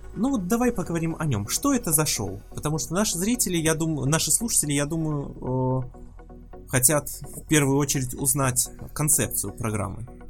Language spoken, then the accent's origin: Russian; Belarus; ты из Беларуси, в общем-то, как и я